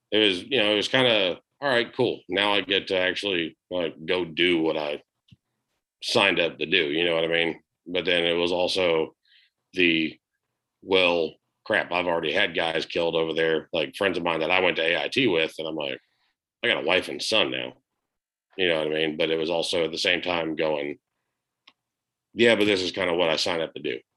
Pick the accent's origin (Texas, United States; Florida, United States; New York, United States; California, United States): Florida, United States; now in Alabama, United States; not like down here in like Alabama or growing up in Florida where it was like you walk two seconds to your car as soon as you leave a door and you're drenched.